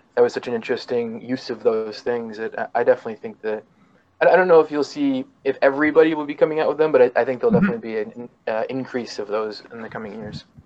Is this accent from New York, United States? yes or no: yes; Syracuse, New York, United States; I'm from Syracuse.